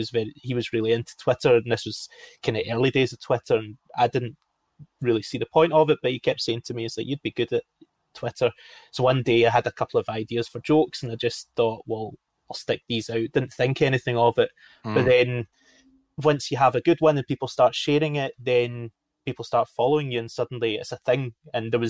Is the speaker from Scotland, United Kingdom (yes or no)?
yes; Glasgow, Scotland, United Kingdom; I grew up in Glasgow, and football was a really big part of my life just from an early age.